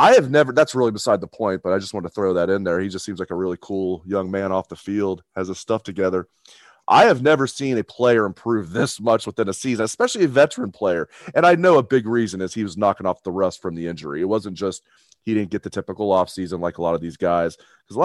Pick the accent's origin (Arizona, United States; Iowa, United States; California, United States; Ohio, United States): Ohio, United States; growing up in Ohio, watching the Buckeyes from a very young age